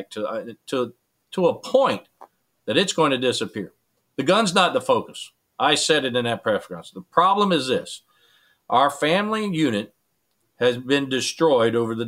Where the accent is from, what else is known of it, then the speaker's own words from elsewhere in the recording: United States; as American